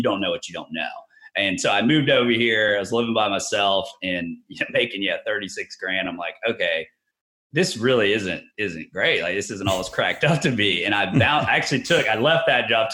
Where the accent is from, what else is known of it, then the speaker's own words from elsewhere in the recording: Tallahassee, Florida, United States; moved away as an adult; also born or lived in Jacksonville, Florida; So I moved over to Jacksonville. I was from Tallahassee